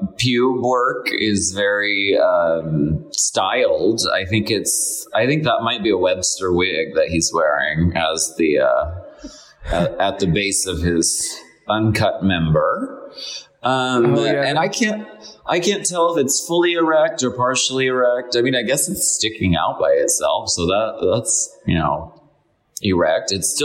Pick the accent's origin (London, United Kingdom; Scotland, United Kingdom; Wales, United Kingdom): Scotland, United Kingdom; Personally, I am Scottish, and I'm a massive unionist between the four nations.